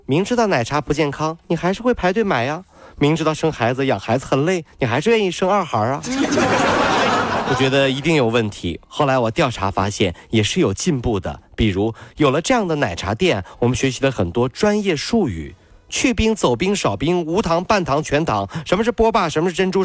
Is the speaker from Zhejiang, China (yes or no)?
yes; Ningbo, Zhejiang, China; 我是宁波人啊，和我谈恋爱呢，我就一定要系海鲜了